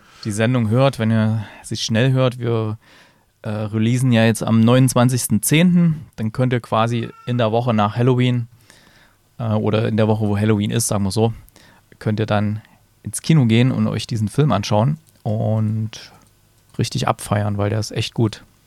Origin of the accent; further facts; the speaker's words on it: Germany; hier bei uns in Deutschland